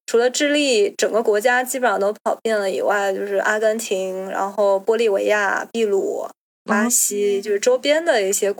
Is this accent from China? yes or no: yes; China; 或者说至少不像我们中国人这样子，会从小学、初中、高中，对吧？